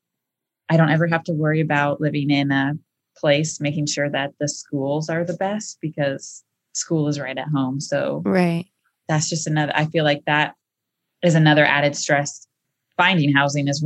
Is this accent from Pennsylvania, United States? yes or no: no; Washington, United States; moved away as an adult; we grew up in Washington